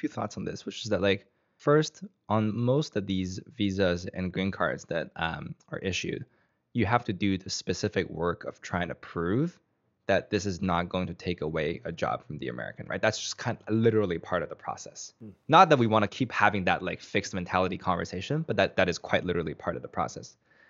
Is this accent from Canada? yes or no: yes; Canada; My home country of Canada has like unsurprisingly reasonable system.